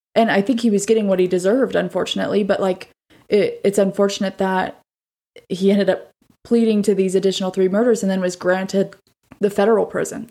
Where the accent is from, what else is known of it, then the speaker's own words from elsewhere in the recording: Arizona, United States; my home state of Arizona